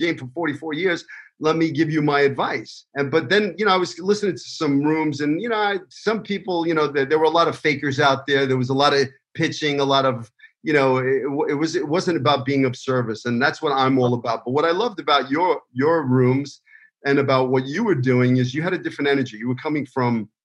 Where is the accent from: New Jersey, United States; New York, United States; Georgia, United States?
New York, United States; New York City; moved away; the streets that I grew up in Brooklyn